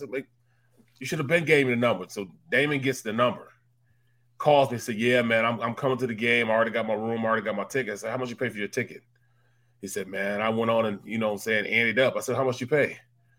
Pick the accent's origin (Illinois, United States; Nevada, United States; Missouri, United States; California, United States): Missouri, United States; St. Louis; moved away; We're both from St. Louis.